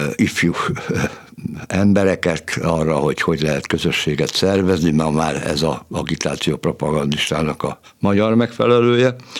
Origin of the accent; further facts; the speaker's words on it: Budapest, Hungary; Budapest külvárosában születtem egy munkás családban, nagyon szegények voltunk, kilencen laktunk egy szobakonyhában